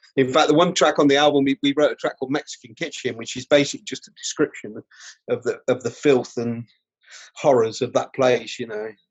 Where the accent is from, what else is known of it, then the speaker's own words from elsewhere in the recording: Rutland, East Midlands, United Kingdom; also born or lived in Melton Mowbray; now in North East England, United Kingdom; I grew up in Rutland, um, right? You know, in the Midlands, in the East Midlands